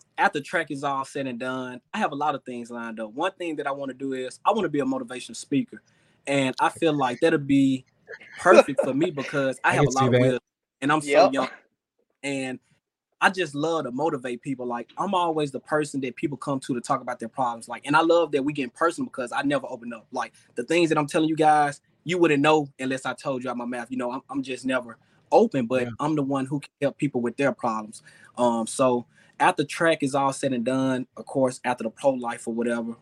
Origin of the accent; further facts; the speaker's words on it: Jackson, Mississippi, United States; my hometown, Jackson, Mississippi.